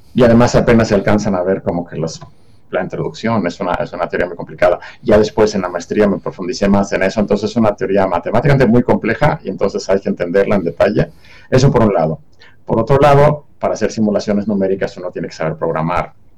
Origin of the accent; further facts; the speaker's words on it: Mexico City, Mexico; Yo, nací y, en Ciudad de México